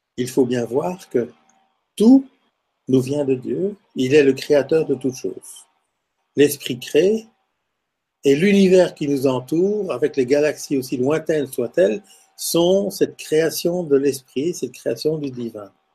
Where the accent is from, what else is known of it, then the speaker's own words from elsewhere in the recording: Lubumbashi, Haut-Katanga, DR Congo; now in Belgium; Donc je suis né en Afrique, je suis né à Elisabethville, qui est devenue Lubumbashi aujourd'hui